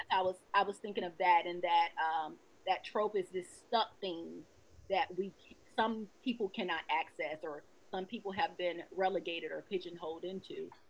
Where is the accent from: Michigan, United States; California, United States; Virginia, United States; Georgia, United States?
Georgia, United States; I'm from the South. I'm from Georgia